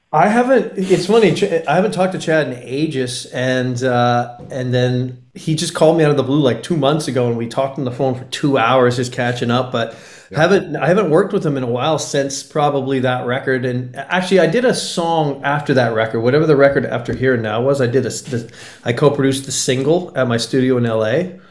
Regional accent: Comox Valley, Vancouver Island, British Columbia, Canada; moved away as an adult; also born or lived in Los Angeles; I literally moved back to my hometown of the Comox Valley on Vancouver Island

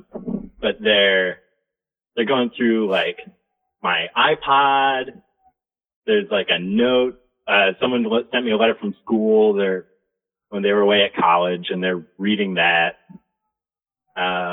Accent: Chicago, Illinois, United States; moved away as an adult; now in East Coast, United States; I grew up in Chicago

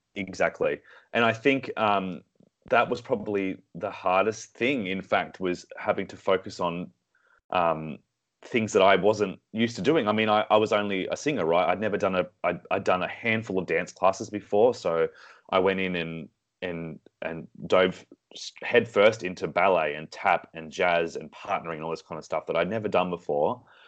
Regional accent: Sydney, New South Wales, Australia; moved away; also born or lived in Singapore; Sydney, born and raised

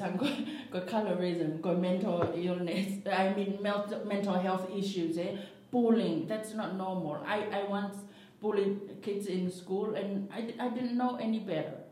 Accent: Tonga; moved away as an adult; also born or lived in America; I came from Tonga.

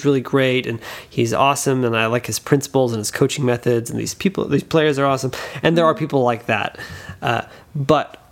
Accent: Louisiana, United States; I'm from Louisiana

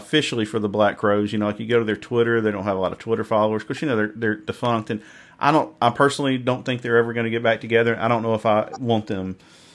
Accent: Mississippi, United States; if you can't tell by my accent, I'm from Mississippi

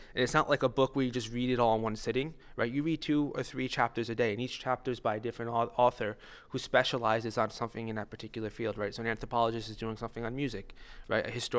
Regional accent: Stamford, Connecticut, United States; I'm originally from Stamford, Connecticut

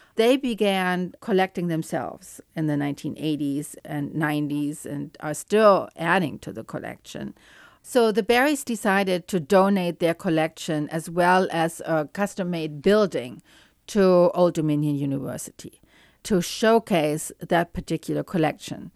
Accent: Cologne, North Rhine-Westphalia, Germany; moved away; I grew up in Cologne in Germany

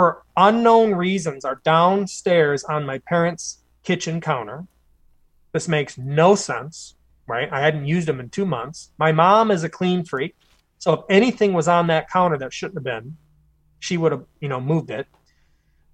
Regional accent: Clay Township, Michigan, United States; we're both from Clay Township

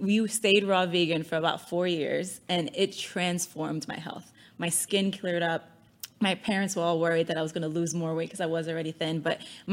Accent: New York City, New York, United States; I grew up in the Bronx

